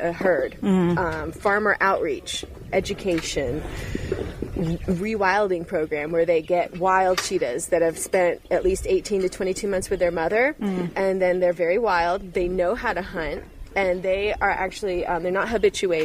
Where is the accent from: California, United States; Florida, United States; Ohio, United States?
Florida, United States; Tallahassee; moved away as an adult; now in Namibia; my hometown, Tallahassee, Florida